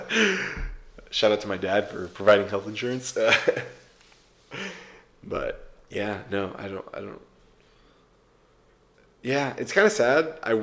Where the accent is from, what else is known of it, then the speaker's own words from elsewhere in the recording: Atlanta, Georgia, United States; my hometown kids